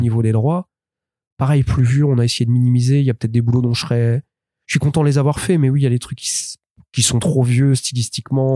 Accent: France; je suis français

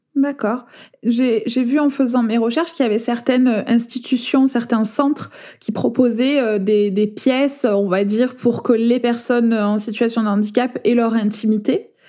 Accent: France; accent: accent chantant

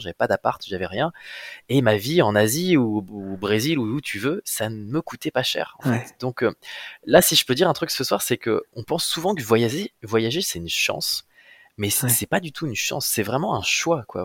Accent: Amiens, Hauts-de-France, France; moved away as an adult; also born or lived in Brussels; now in Créteil, France; je suis, un petit gars du nord de la France, hein. je viens, mmh. je viens d'Amiens.

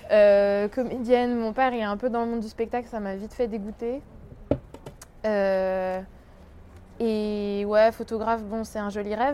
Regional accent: France; also born or lived in Australia; je suis née en Australie. Et je suis arrivée en France quand j'avais deux ans. Et euh, j'ai passé 12 euh, ans de ma vie en banlieue.

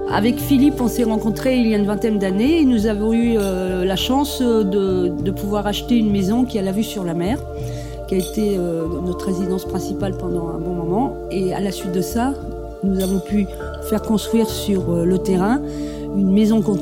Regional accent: Dieppe, Normandy, France; born there; Euh, alors … Euh, je suis née à Dieppe, donc à une vingtaine de kilomètres d'ici

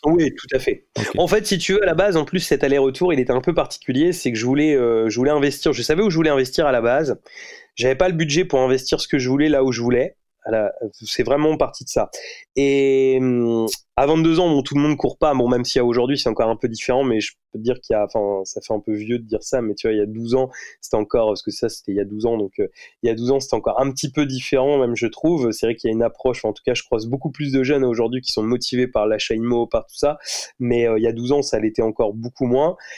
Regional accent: Rouen, Normandy, France; je suis né à Rouen, je, je vis toujours à Rouen.

